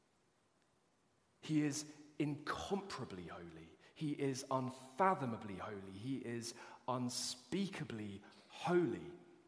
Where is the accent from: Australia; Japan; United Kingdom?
United Kingdom; as British people